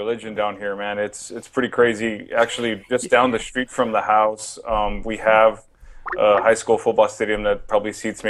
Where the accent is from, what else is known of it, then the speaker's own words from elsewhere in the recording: San Antonio, Texas, United States; I am actually from San Antonio, Texas.